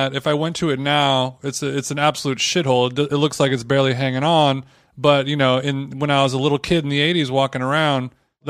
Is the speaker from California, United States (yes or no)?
yes; Orange County, California, United States; Orange County, California.